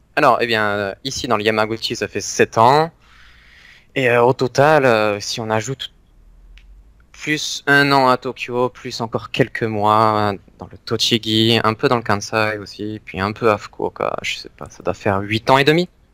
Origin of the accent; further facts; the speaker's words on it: near Aix-en-Provence, Provence-Alpes-Côte d'Azur, France; also born or lived in Valenciennes; now in Japan; Je viens du sud de la France, mhm. à côté d'Aix-en-Provence, mais je suis né à Valenciennes